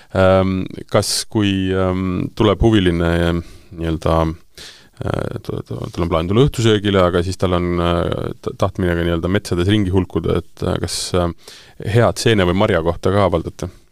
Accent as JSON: {"language": "Estonian", "town": "Tartu", "region": "Tartu County", "country": "Estonia", "said": "ma ise olen äh, Tartust pärit"}